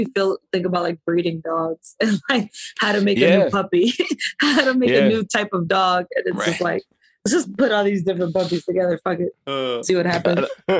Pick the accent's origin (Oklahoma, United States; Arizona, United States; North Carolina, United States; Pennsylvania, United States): North Carolina, United States; also born or lived in Washington Heights, New York; now in New York, United States; I was raised in North Carolina and it was fucking weird. I was either Mexican or Puerto Rican because I didn't know what else I was.